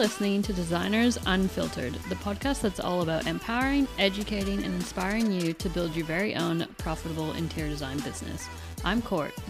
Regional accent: Canada; moved away as an adult; I am Canadian. So, I've lived here for eight years

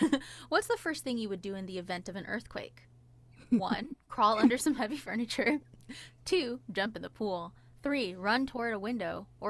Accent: California, United States; moved away; it reminded me about my time growing up in California.

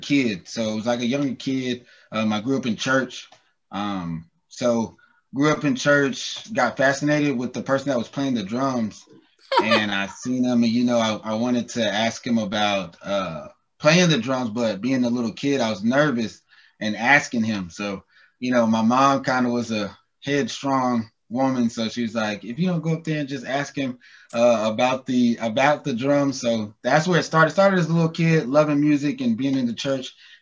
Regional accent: Newnan, Georgia, United States; accent: southern; I was born in the U.S., Newnan, Georgia, actually where I was born at.

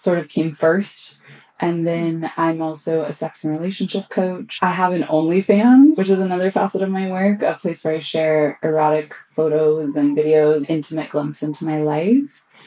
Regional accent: Austin, Texas, United States; I grew up here in Austin

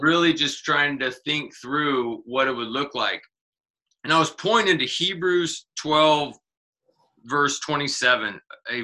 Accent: Kansas City, United States; moved away; I'm actually from Kansas City originally

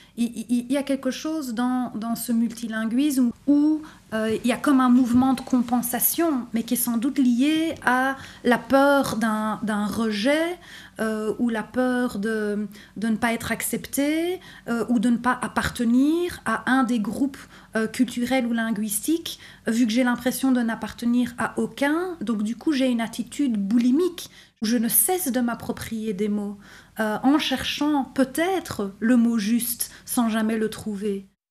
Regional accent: Brussels, Brussels-Capital Region, Belgium; je suis bruxelloise

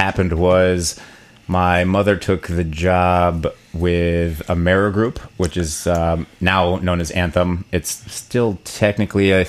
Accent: Fort Washington, Pennsylvania, United States; also born or lived in Binghamton, New York; then migrated very shortly after to Pennsylvania, not too far south, and around the outskirts of Philadelphia, Fort Washington area

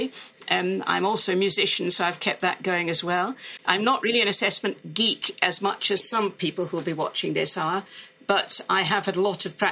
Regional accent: Glasgow, Scotland, United Kingdom; moved away; also born or lived in Oxford; as some people will spot from my speech, I'm Scot. I come from Glasgow in Scotland, where I went to school and university

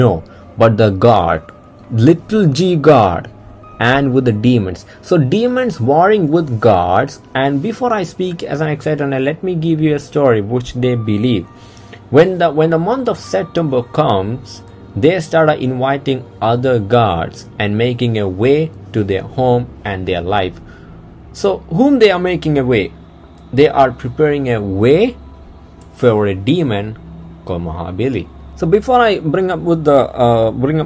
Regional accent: Kerala, India; first language Malayalam; English is a second language; Kerala belongs to a southern state where the language is Malayalam. So that's my mother tongue. All right, I'm coming from Kerala

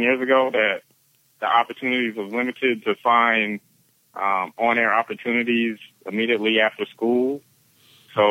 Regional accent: Beaufort, South Carolina, United States; my hometown of Beaufort, South Carolina

